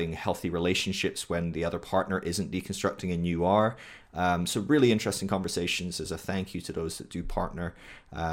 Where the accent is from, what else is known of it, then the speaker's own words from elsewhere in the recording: United Kingdom; I'm British